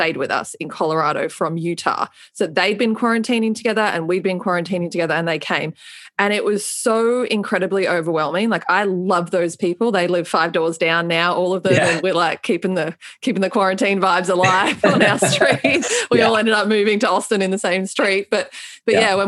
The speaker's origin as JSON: {"language": "English", "town": "Melbourne", "region": "Victoria", "country": "Australia", "tie": "born or raised there", "moved": "yes", "said": "my hometown in Melbourne, Australia"}